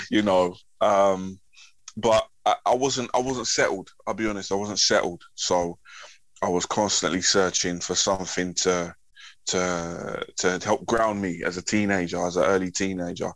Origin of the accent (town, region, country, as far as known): London, United Kingdom; born or raised there; also born or lived in Wellingborough, Northamptonshire